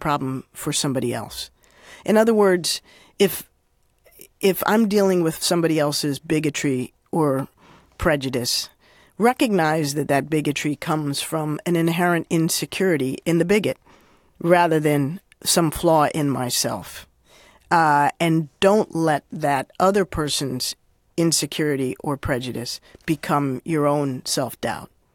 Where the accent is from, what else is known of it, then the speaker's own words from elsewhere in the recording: Washington, District of Columbia, United States; I grew up, uh, in Washington, D C